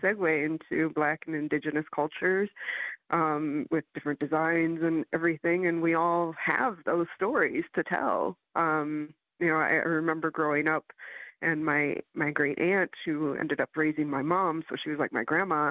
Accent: Michigan, United States; moved away as an adult; now in Chicago, United States; I came to the city for animation. I'm from Michigan

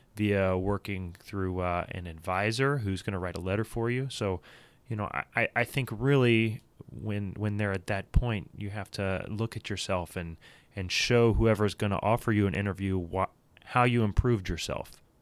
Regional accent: Louisville, Kentucky, United States; grew up down the road from here in Louisville, Kentucky.

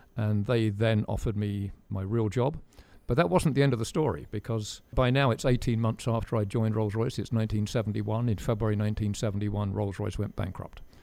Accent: United Kingdom; As a Brit

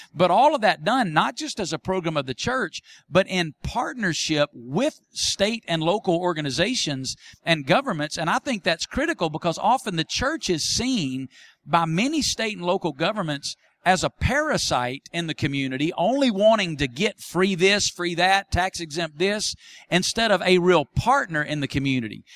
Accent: Muscle Shoals, Alabama, United States; now in Las Vegas, United States; my hometown of Muscle Shoals, Alabama, where I grew up

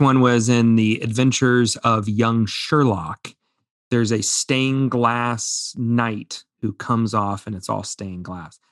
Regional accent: Indiana, United States; growing up in Indiana.

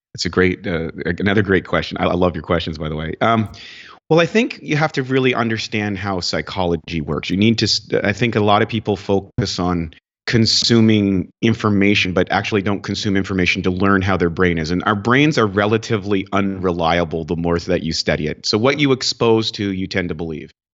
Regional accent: Northern Canada, Canada; also born or lived in New Brunswick; I grew up in Canada, in northern Canada

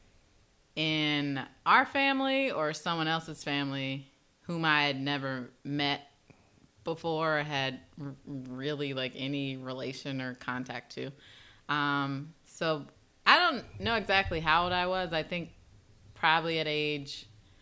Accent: Chicago, Illinois, United States; growing up in Chicago is, I grew up in the inner city

